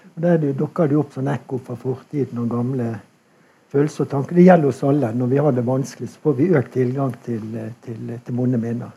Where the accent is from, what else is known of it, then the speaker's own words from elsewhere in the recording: Bergen, Vestland, Norway; Jeg er jo bergenser